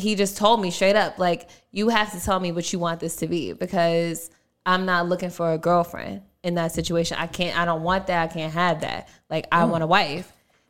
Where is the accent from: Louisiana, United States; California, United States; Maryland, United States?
Maryland, United States; Baltimore; moved away; We went to Maryland because I'm from Baltimore.